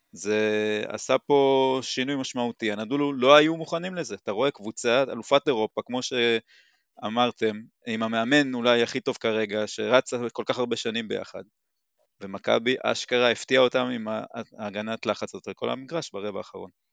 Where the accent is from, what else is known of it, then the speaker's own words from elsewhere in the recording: Timorim, Southern District, Israel; אני בן 41, ממושב תימורים